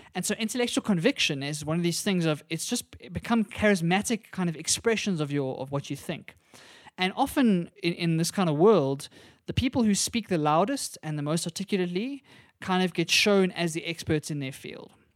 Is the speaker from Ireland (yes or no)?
no; South Africa; as South Africans